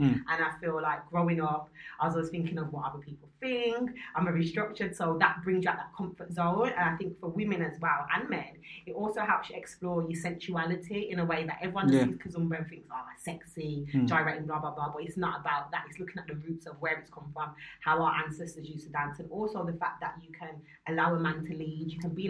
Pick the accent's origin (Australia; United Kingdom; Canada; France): United Kingdom; Birmingham, West Midlands; moved away as an adult; now in London, United Kingdom; so originally I'm from Birmingham. I've been living in London for 13 years.